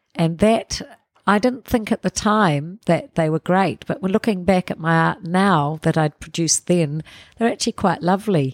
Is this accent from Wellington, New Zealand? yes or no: yes; Porirua, Wellington, New Zealand; we grew up in Parramatta till I was eight.